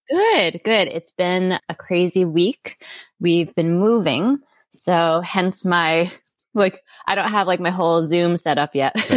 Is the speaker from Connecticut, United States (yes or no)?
yes; Connecticut, United States; moved away; also born or lived in Florida / New York City; I grew up mostly in Connecticut, and then my dad got a job in Florida, so we moved down there, and I stayed down there for college